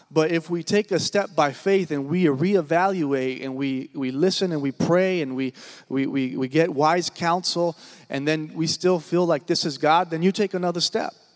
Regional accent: Washington, United States; moved away as an adult; also born or lived in Oklahoma; I'm originally from Washington State, born and raised.

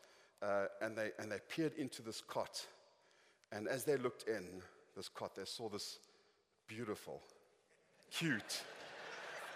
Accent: Johannesburg, Gauteng, South Africa; I was born in Johannesburg

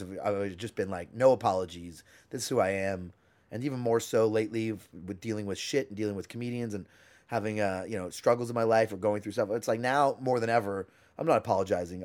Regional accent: Canada; I'm Canadian

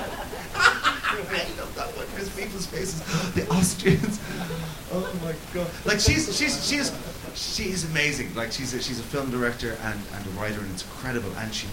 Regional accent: Cork, Munster, Ireland; I grew up in Cork, where every woman was called Mary.

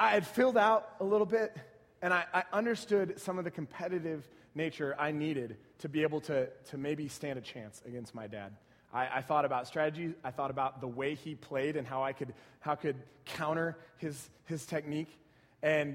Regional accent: San Antonio, Texas, United States; I grew up in San Antonio watching my Spurs just wreck fools

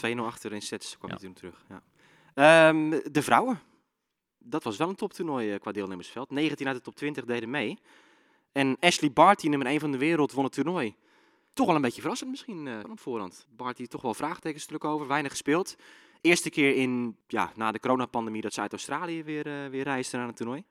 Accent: Zeeland, Netherlands; ik kom zelf uit Zeeland

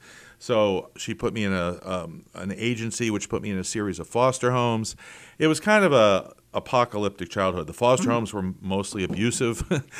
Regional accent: Philadelphia, Pennsylvania, United States; born there; But no, I was born in Philadelphia.

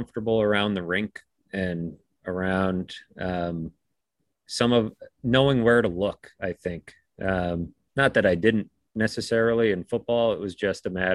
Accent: Boston, Massachusetts, United States; I grew up playing hockey in the Boston area

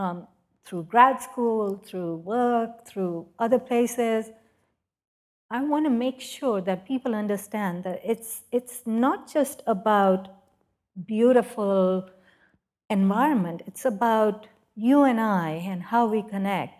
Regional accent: Pakistan; moved away as an adult; now in United States; as a woman growing up in Pakistan

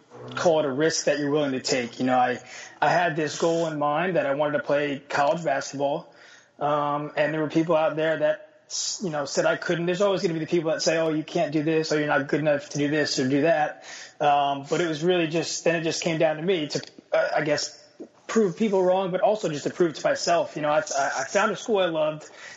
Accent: New Jersey, United States; moved away as an adult; now in Istanbul, Turkey; I grew up in New Jersey

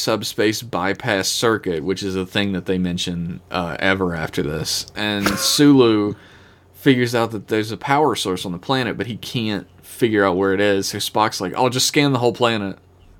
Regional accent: Ireland; I am Irish, it's fine.

